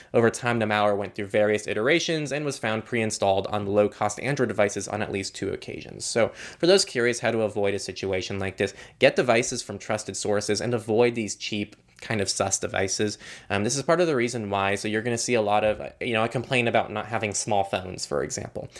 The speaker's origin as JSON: {"language": "English", "region": "California", "country": "United States", "said": "as a Californian"}